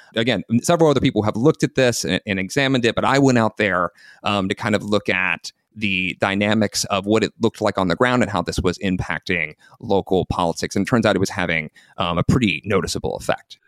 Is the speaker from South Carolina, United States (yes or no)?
yes; South Carolina, United States; moved away; I'm from the American Southeast originally. I'm from South Carolina